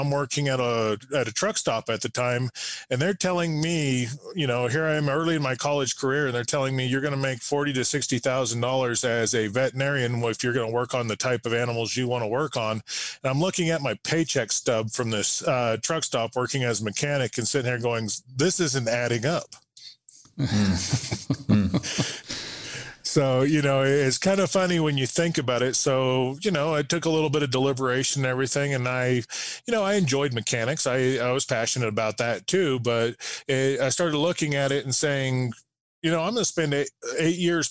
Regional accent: New Mexico, United States; I'm a third generation from New Mexico, born and raised here in New Mexico in a small farming community outside of Albuquerque

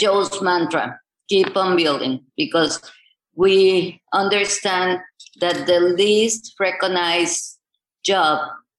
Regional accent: Chiapas, Mexico; going back to my hometown, which was Chiapas in the middle of the mountains

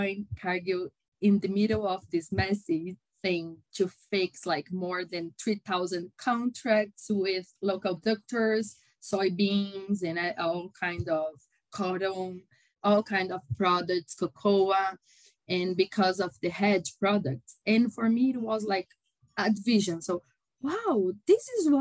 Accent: São Paulo, Brazil; I am a Brazilian. I was born in São Paulo and lived my entire life here in São Paulo City.

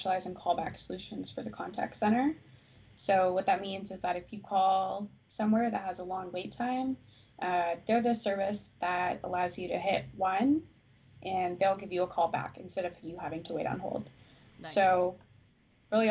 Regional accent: Newfoundland and Labrador, Canada; moved away; I was born in Newfoundland, so I'm a Newfie

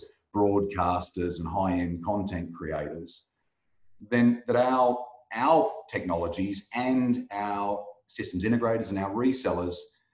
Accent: Australia; now in Netherlands; I'm Australian by birth. I live in the Netherlands at the moment

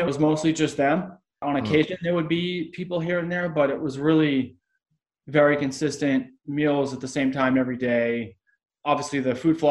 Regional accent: Boston, Massachusetts, United States; moved away; I was from Boston

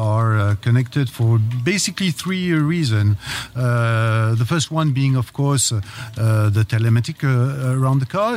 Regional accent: France; accent: French; I am from France, yeah, as my accent said.

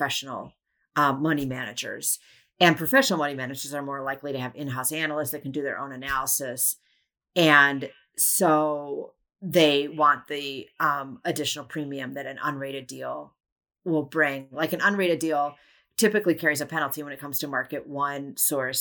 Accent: Wisconsin, United States; my home state of Wisconsin

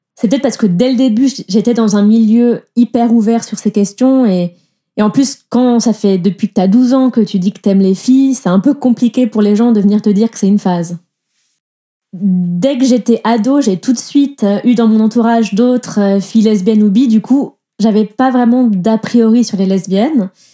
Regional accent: southern France, France; moved away as an adult; now in Switzerland; moi, je viens du sud de la France

